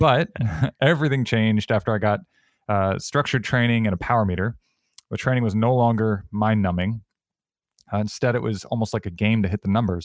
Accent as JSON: {"language": "English", "region": "Connecticut", "country": "United States", "tie": "born or raised there", "said": "growing up in Connecticut"}